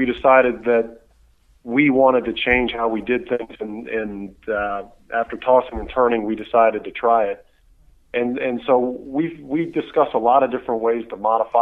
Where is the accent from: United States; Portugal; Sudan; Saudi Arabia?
United States; as an American